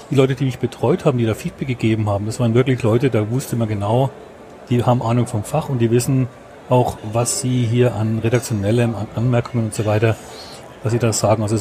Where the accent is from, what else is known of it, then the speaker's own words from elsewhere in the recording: Schwaig, Bavaria, Germany; Ich komme aus Schweig bei Nürnberg.